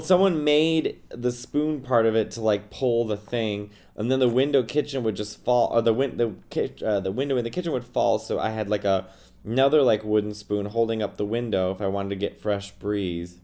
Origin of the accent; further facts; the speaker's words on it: New York City, New York, United States; I'm a New Yorker